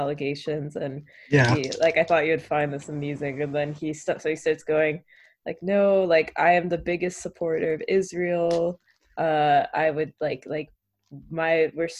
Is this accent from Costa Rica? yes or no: no; Canada; as a Canadian right now